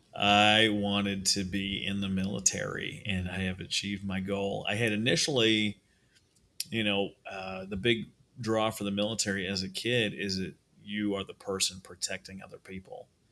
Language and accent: English; Minnesota, United States; moved away; I'm from Minnesota originally